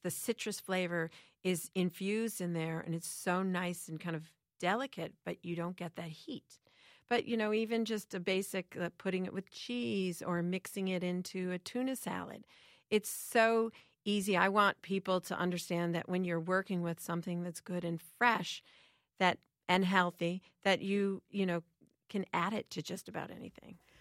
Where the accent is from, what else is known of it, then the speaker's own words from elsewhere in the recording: Chicago, Illinois, United States; I grew up in Chicago